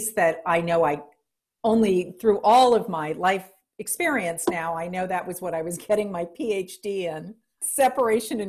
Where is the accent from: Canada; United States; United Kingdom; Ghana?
United States; New Orleans, Louisiana; I'm from the Deep South. I was born in New Orleans, Louisiana